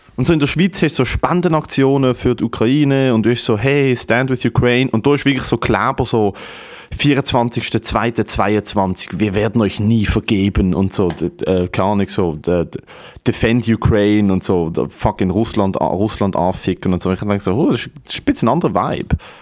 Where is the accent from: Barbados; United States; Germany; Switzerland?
Germany; ich bin Deutscher. Also mir kennt man da auch als Deutscher